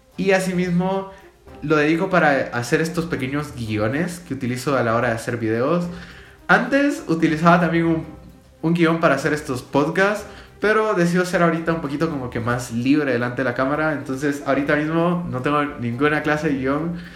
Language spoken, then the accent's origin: Spanish; Guatemala; yo soy de Guatemala